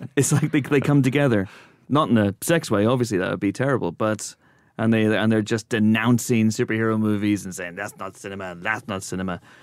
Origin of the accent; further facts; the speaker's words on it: Northern Ireland, United Kingdom; moved away; Growing up in Northern Ireland